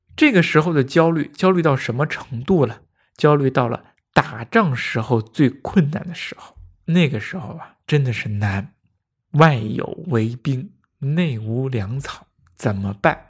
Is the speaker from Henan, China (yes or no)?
no; Handan, Hebei, China; 于是派人跑到邯郸县，也是我的家乡